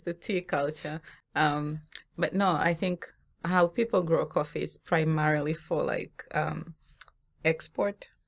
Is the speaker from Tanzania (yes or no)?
yes; Tanzania; moved away; I'm from Tanzania originally, right? And from the region where we grow coffee.